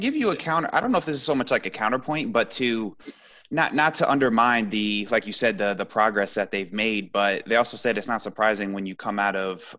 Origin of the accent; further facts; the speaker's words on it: United States; being American